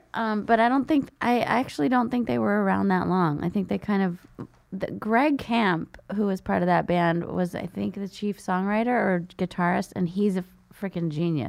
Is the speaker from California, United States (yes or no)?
yes; San Jose, California, United States; I'm from San Jose.